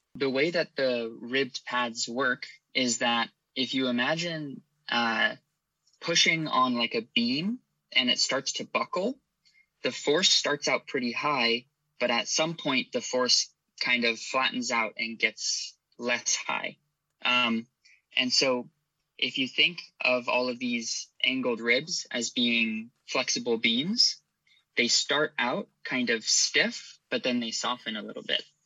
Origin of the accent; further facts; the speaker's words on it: Irvine, California, United States; also born or lived in Santa Barbara, California / Stanford, California; I was raised in Irvine, California